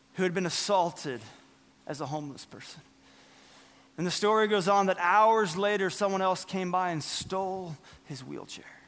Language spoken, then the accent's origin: English; Northern California, United States; I remember being in elementary school, growing up in Northern California